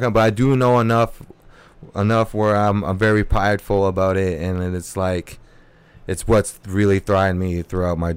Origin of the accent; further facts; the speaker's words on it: Berkeley, California, United States; also born or lived in a reservation (unspecified) / Alameda, California; we moved when I was 13. First spot that I hit out here was Berkeley. I grew up in Berkeley a good part of my life